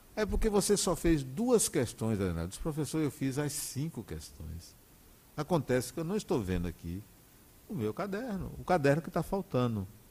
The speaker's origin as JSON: {"language": "Portuguese", "town": "Salvador", "region": "Bahia", "country": "Brazil", "tie": "born or raised there", "also_born_or_lived": "Acajutiba, Bahia", "said": "Nós viemos de Acajutiva para Salvador, no dia vinte e seis de janeiro de mil novecentos e sessenta e quatro"}